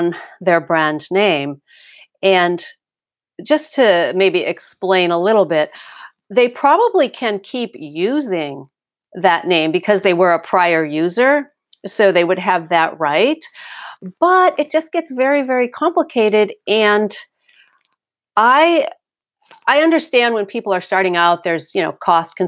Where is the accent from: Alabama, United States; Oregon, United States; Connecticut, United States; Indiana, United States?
Connecticut, United States; now in California, United States; I grew up on the East Coast